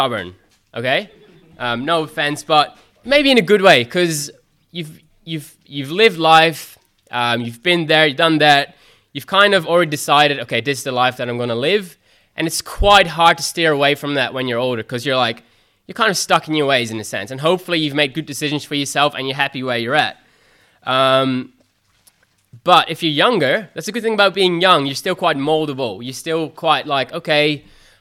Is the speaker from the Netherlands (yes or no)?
yes; Netherlands; moved away as an adult; now in Australia; I'm originally from Holland